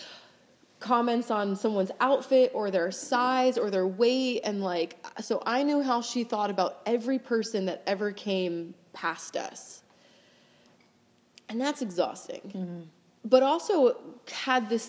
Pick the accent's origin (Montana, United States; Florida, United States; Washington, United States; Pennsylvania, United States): Florida, United States; moved away as an adult; also born or lived in Hawaii / France; now in New York, United States; We grew up in Florida